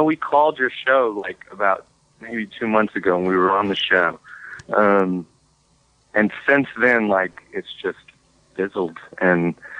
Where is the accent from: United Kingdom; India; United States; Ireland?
United States; Mississippi; So, I am from the Mid-South area around Mississippi.